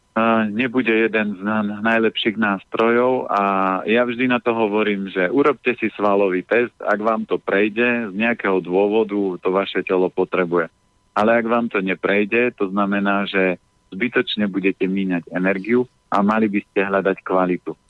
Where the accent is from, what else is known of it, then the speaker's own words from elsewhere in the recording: Orava, Žilina Region, Slovakia; ja som z Oravy, my sme mali prasiatko